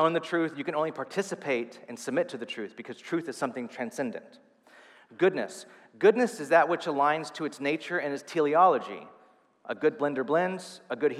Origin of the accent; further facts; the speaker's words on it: California, United States; moved away; I'm still a Californian, like deep down.